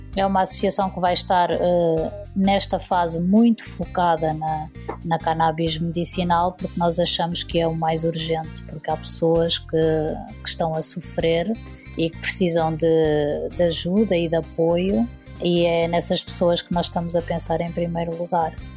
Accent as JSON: {"language": "Portuguese", "country": "Portugal", "said": "falamos a mesma língua, apesar de termos um sotaque diferente"}